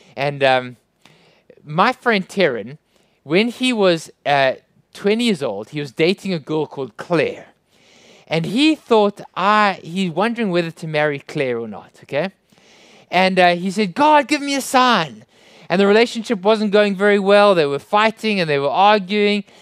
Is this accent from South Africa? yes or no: yes; South Africa; I hope you can understand my strange accent. I come from South Africa